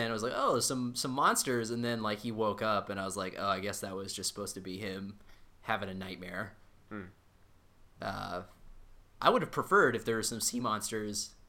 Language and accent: English; United States; we're we're American